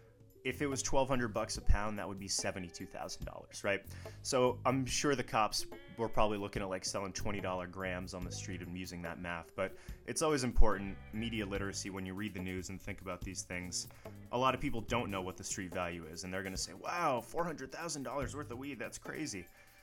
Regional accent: Vermont, United States; my home state of Vermont, where we are recording this today.

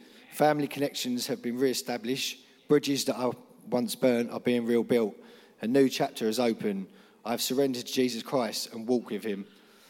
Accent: London, United Kingdom; I'm 38. I'm a scaffolder from South London. I'm in recovery, but I'm also a child of God.

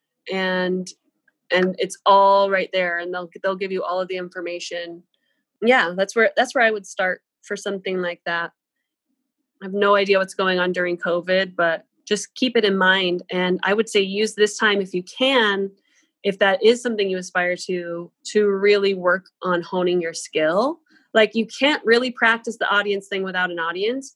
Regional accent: Coeur d'Alene, Idaho, United States; I grew up in Idaho

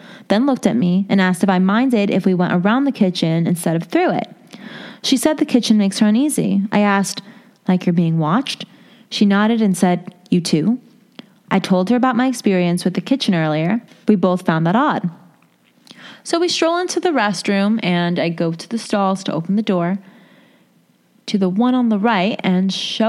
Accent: New Delhi, Delhi, India; English is a second language; I'm from New Delhi, India, where their random long power outages are very common in summers.

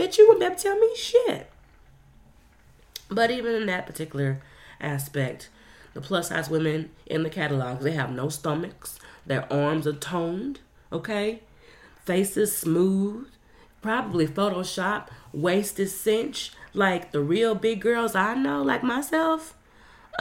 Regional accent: the South, United States; growing up in the South

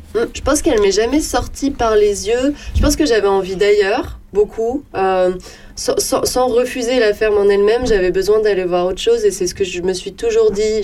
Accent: Charny, Bourgogne-Franche-Comté, France; also born or lived in Auxerre / Orléans / Toulouse / Berlin; j'ai grandi euh, à Charny.

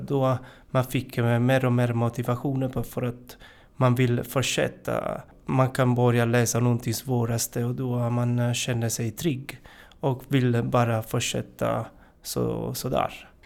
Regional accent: Italy; Swedish is a second language; moved away as an adult; now in Sweden; Jag kommer från, eh, Italien. Jag har bott, eh, i Sverige i fem och ett halvt år.

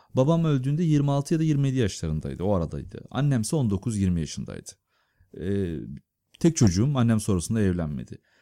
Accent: Istanbul, Turkey; Ben Gültepe diye bir mahallede büyüdüm İstanbul'da

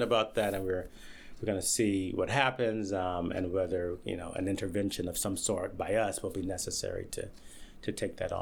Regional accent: Wilmington, North Carolina, United States; moved away as an adult; also born or lived in California; now in Philadelphia, United States; I was home, where I'm from, visiting friends and family in Wilmington, North Carolina.

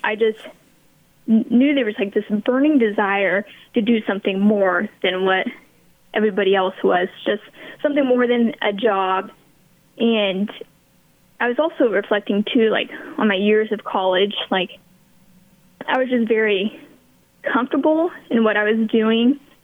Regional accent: Beloit, Kansas, United States; accent: American; also born or lived in Hays, Kansas; I grew up in Beloit, um, and I currently live in Beloit

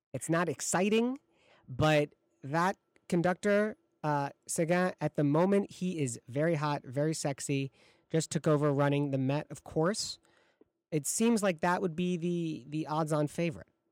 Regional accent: Michigan, United States; now in Chicago, United States; I'm from Michigan

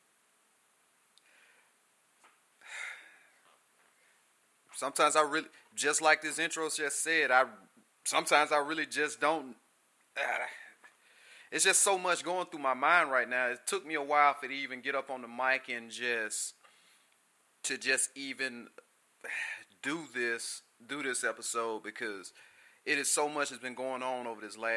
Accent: the South, United States; being a young black man growing up in America, down in the South

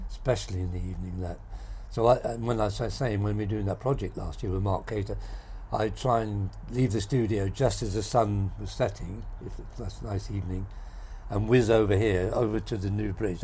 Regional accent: Rackheath, East of England, United Kingdom; also born or lived in Gorleston; I was actually brought up in Rackies till I was nine

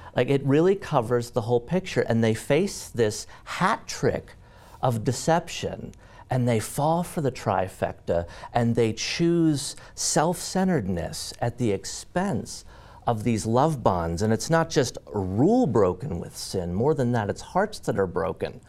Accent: Mount Pleasant, Pennsylvania, United States; born or raised there

